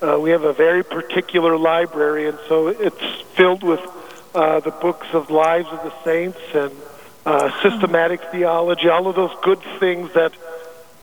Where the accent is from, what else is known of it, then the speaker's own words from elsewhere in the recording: Glen Ullin, North Dakota, United States; also born or lived in Fargo, North Dakota / Emmitsburg, Maryland; now in Jamestown, United States; I was raised in Glen Ullin.